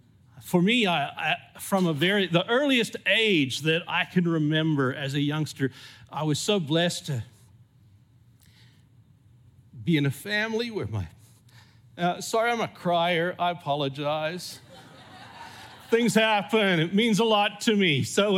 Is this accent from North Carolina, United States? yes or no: no; California, United States; accent: mixed; also born or lived in Zimbabwe; haven't got a purely South African accent. I grew up in California, though I was born in Zimbabwe. And so I kind of have a mixed up accent.